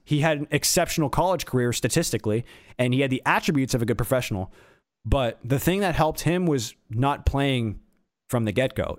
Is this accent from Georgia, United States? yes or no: yes; Atlanta, Georgia, United States; a kid growing up in Atlanta like myself